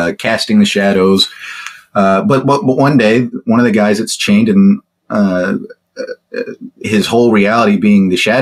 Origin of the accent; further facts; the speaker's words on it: Texas, United States; I'm from Texas